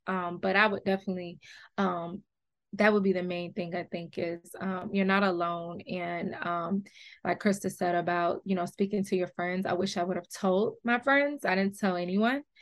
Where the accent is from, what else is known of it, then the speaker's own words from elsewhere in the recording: Detroit, Michigan, United States; also born or lived in Atlanta, Georgia; I grew up half here in Detroit and half in Atlanta